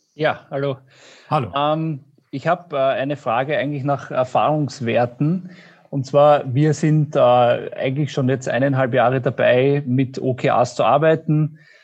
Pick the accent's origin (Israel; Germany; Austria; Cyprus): Austria; ich bin aus Österreich